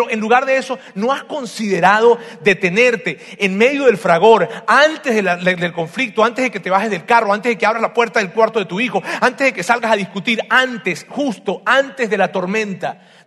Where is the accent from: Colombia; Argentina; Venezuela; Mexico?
Venezuela; Así decimos, ya se me está olvidando como los venezolanos.